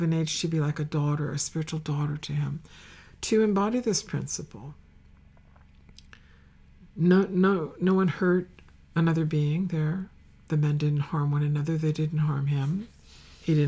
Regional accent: Northeast, United States; I was from the Northeast

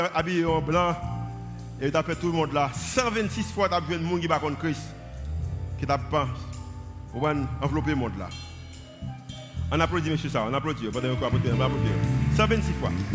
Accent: Haiti; je suis haïtien

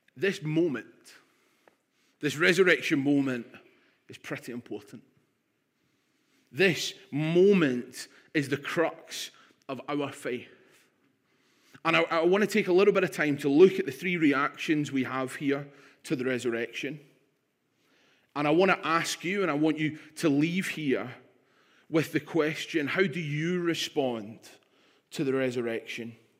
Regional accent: Stirling, Scotland, United Kingdom; also born or lived in London; in Stirling at the age of three. I was born in London, and believe it or not, I had a Cockney accent

